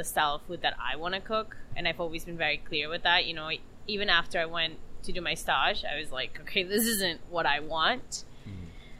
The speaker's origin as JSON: {"language": "English", "country": "Peru", "tie": "born or raised there", "moved": "yes", "lives_now": "United States", "said": "I've gone back to Peru in my hometown"}